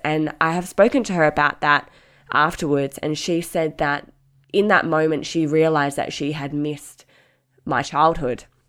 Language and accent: English; Mandurah, Western Australia, Australia; my sister and I, obviously, grew up, growing up in Mandurah, Um, an hour south of Perth